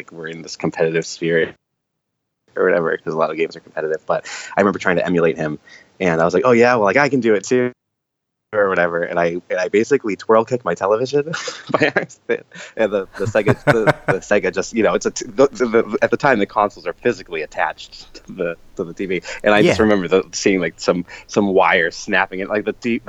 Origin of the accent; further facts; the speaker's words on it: Boston, Massachusetts, United States; moved away as an adult; also born or lived in Florida; I'm from Boston